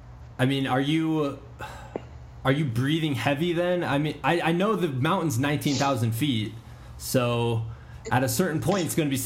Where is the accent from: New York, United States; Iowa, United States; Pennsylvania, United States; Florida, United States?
Iowa, United States; moved away; I'm from Iowa originally.